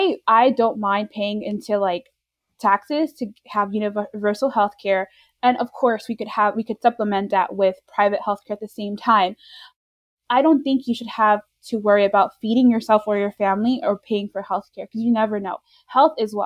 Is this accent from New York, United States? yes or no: yes; New York, United States; now in Florida, United States; we both reside in Florida. I was born and raised in New York